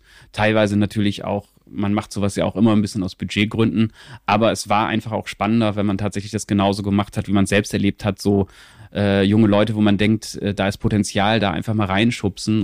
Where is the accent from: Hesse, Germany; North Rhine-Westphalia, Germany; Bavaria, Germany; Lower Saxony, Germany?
Lower Saxony, Germany; Venne; ich bin aufgewachsen so in der Nähe von Osnabrück, in so einem mhm. relativ kleinen, ähm, kleinen